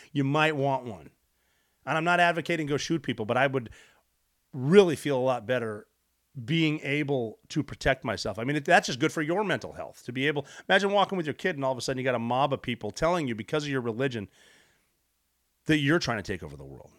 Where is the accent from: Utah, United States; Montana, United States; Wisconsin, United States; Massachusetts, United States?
Montana, United States; Butte; moved away; my hometown, Butte, Montana